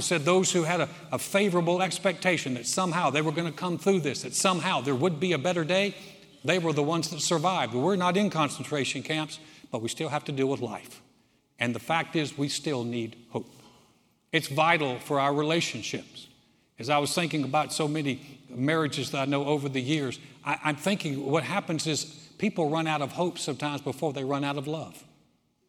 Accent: North Carolina, United States; moved away; my home state, North Carolina

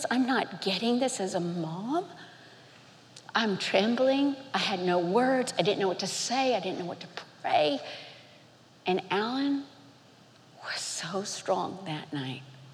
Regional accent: Miami, Florida, United States; growing up in Miami, Florida

